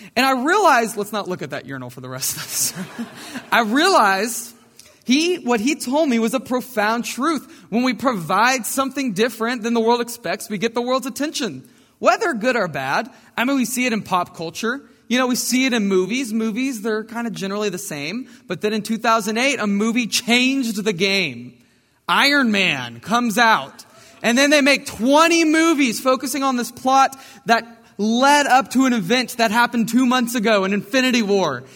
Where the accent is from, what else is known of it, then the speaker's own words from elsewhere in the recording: Brenham, Texas, United States; I grew up in Brenham, Texas, right down the road